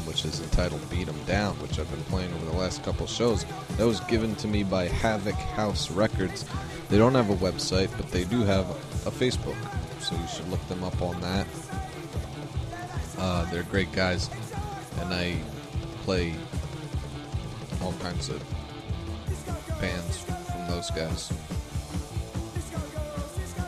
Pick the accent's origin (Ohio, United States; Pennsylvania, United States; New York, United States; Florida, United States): New York, United States; moved away; I'm from New York